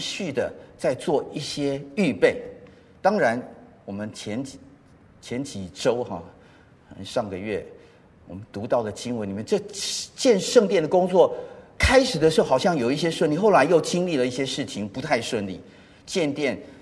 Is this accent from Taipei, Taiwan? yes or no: yes; Taipei, Taiwan; also born or lived in United States; 小学的时候住在石牌